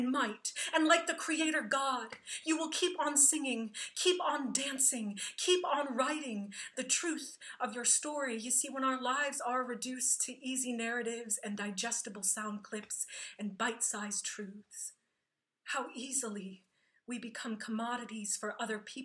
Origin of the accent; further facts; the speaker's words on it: Plainfield, Illinois, United States; my hometown of Plainfield, Illinois